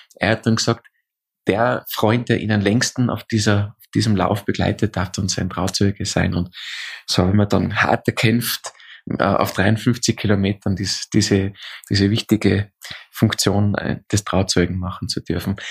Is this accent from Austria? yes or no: yes; Austria; Bei uns in Österreich sagt man diesen, diese, also Polterei macht